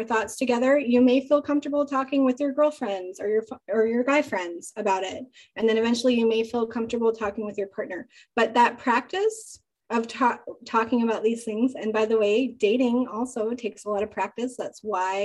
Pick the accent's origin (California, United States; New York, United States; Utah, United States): Utah, United States; I grew up in Utah where it's like very conservative.